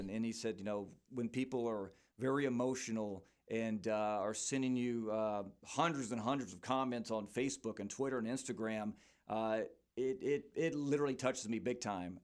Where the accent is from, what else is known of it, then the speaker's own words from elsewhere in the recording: Port Neches, Texas, United States; moved away as an adult; I'm from Port Neches, uh, in the Beaumont area